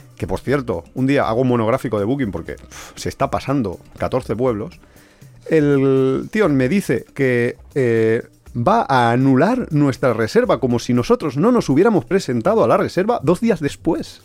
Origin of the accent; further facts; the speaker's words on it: Alicante, Valencian Community, Spain; nosotros somos de Alicante